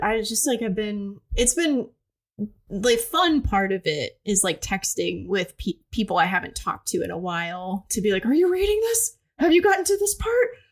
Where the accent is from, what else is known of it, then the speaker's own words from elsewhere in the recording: Cleveland, Ohio, United States; I'm from the Cleveland area